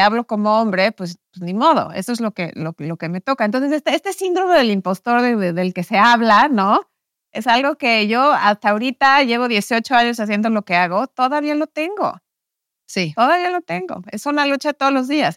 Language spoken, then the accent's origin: Spanish; Mexico; moved away as an adult; also born or lived in New York; yo crecí en México en un, contexto, en una familia católica